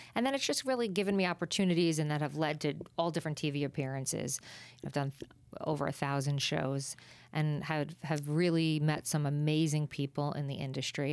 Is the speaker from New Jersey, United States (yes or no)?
yes; New Jersey, United States; I'm a girl from Jersey